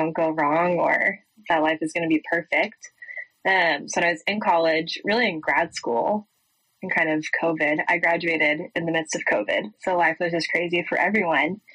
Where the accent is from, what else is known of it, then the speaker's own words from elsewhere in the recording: Boulder, Colorado, United States; moved away as an adult; now in Waco, United States; I was raised in Colorado. I grew up in Boulder